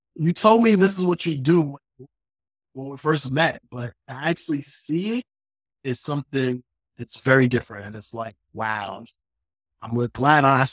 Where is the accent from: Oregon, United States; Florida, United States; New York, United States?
New York, United States; New York City; I'm from Queens. I'm from New York. And on my first day of school, going into high school in Queens